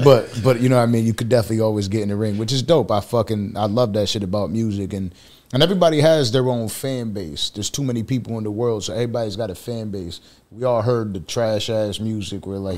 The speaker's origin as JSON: {"language": "English", "town": "Buffalo", "region": "New York", "country": "United States", "said": "It's different being from New York, because I'm from Buffalo, New York."}